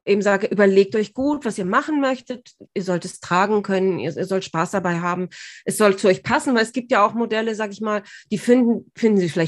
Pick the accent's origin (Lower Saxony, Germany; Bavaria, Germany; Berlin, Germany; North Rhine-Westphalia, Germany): Bavaria, Germany; Bad Tölz; Und weil Tölz eben meine Heimatstadt ist, war das irgendwie so, ah, das hat mich wahnsinnig gefreut.